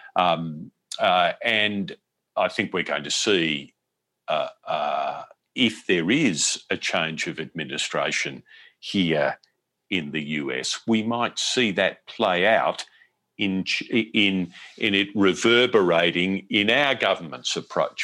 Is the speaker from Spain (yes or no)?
no; Australia; moved away as an adult; now in United States; I'm from Australian television, from Australia's Seven Network